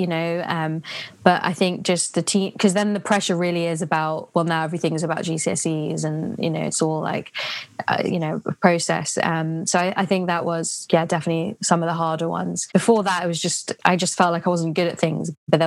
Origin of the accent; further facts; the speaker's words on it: London, United Kingdom; I grew up in London